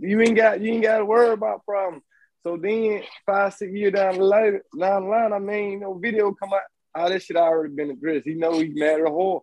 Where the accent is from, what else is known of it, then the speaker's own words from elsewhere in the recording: the South, United States; I'm from the South